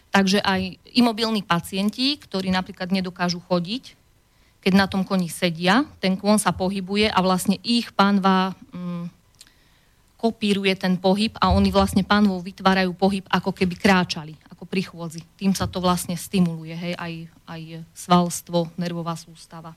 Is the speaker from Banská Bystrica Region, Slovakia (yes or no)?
yes; Orovnica, Banská Bystrica Region, Slovakia; moved away as an adult; also born or lived in England; som rodačka z Orovnice